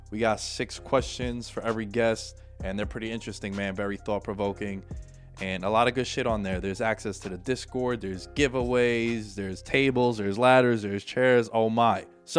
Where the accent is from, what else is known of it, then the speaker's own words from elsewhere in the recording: New York, United States; I get called biased a little bit because I am a Knicks fan and we're from New York.